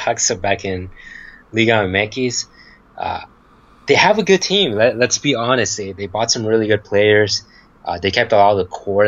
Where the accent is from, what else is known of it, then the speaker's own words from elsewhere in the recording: Culiacán, Sinaloa, Mexico; Dorados, my hometown team.